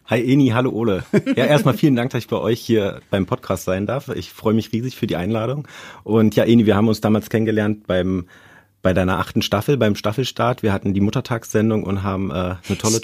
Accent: Brandenburg, Germany; moved away; also born or lived in Berlin; ich bin in Brandenburg groß geworden

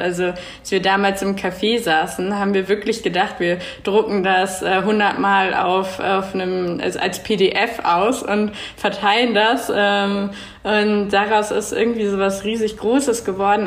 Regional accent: Berlin, Germany; moved away as an adult; now in Zurich, Switzerland; wohne in Zürich zurzeit, bin aus Berlin

